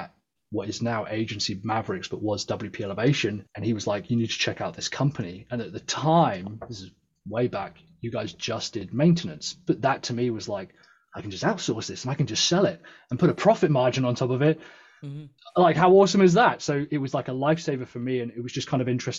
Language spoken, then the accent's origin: English; London, United Kingdom; now in South West England, United Kingdom; I was born in London, but I'm the first in my family to have been born in the UK